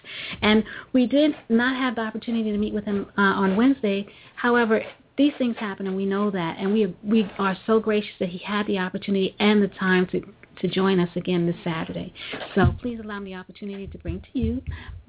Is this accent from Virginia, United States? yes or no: no; New York, United States; I'm a New Yorker